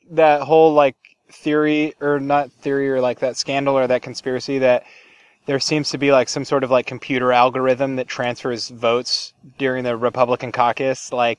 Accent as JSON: {"language": "English", "town": "Mount Angel", "region": "Oregon", "country": "United States", "tie": "born or raised there", "said": "I was raised in Mount Angel"}